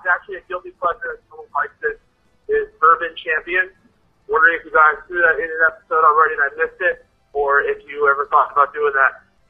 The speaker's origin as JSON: {"language": "English", "region": "Minnesota", "country": "United States", "said": "I'm from Minnesota, and we all sound like we're from Fargo."}